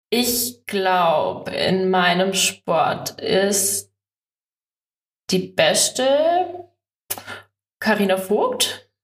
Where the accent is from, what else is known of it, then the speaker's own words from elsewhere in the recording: Oberstdorf, Bavaria, Germany; bei uns in Oberstoff ist die Schanze natürlich vor der Haustüre. Ähm, mein großer Bruder hat das ähm, auch mal gemacht